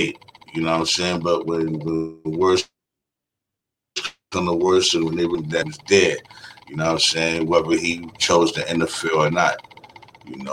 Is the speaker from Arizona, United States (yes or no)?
no; New York City, New York, United States; I came from Brooklyn, New York, you know what I'm saying? Born in Bed-Stuy